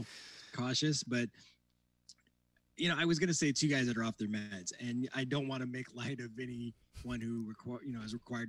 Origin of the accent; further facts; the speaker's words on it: Midwest, United States; I grew up in the Midwest